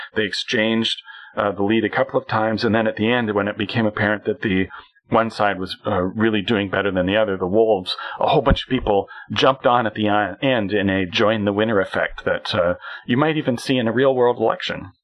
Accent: Canada; as a Canadian

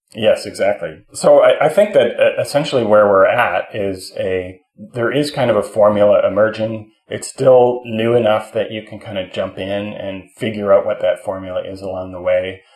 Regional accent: Canada; I'm a Canadian

